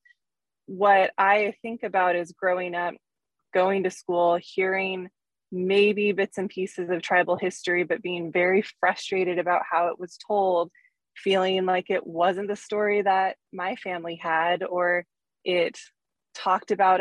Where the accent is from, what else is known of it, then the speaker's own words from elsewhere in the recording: Pierce County, Washington, United States; growing up in Pierce County, growing up on the reservation, and then even moving away from the reservation for middle school and high school